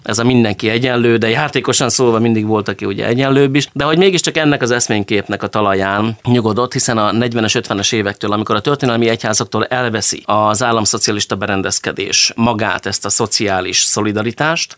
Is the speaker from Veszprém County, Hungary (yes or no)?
no; Hajós, Bács-Kiskun, Hungary; moved away as an adult; also born or lived in Izsák; now in Szeged, Hungary; ahol felnőttem hazajöttem. És akkor én visszamentem a hajósi nevelőotthonba